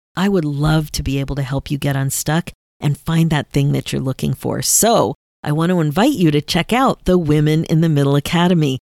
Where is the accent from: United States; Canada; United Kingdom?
Canada; I'm listed as a Canadian artist